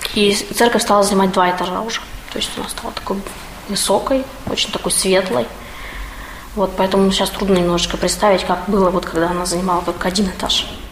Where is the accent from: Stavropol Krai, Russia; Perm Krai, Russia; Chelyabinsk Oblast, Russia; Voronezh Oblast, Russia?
Perm Krai, Russia; Perm; moved away; я вообще коренная пермячка. Но так получилось, что жила некоторое время вне Перми